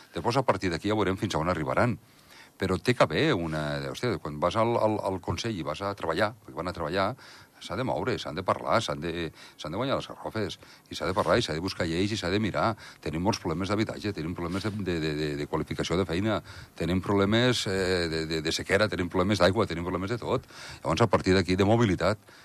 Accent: Andorra; com a andorrà, i jo em considero nacionalista andorrà

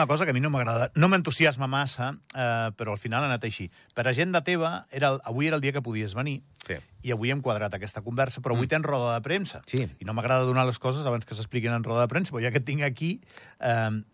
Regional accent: Connecticut, United States; Catalan is a second language; Bueno, jo soc de, de Connecticut.

